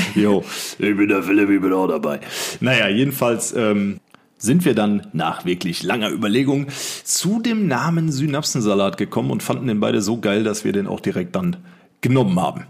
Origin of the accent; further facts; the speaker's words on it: Rhein-Sieg-Kreis, North Rhine-Westphalia, Germany; wir kommen aus dem Rhein-Sieg-Kreis, sind hier beheimatet